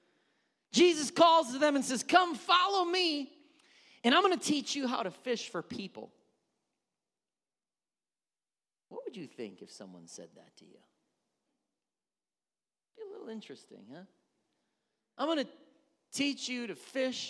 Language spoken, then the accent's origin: English; Wisconsin, United States; I'm from Wisconsin